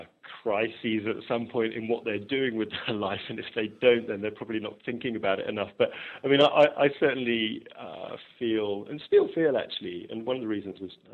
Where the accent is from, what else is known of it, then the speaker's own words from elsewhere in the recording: Oxfordshire, South East England, United Kingdom; I'm from Oxfordshire, one of the sort of home counties